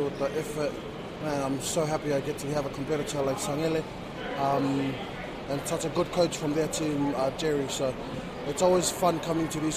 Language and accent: English; Tonga; moved away; I'm originally from Tonga.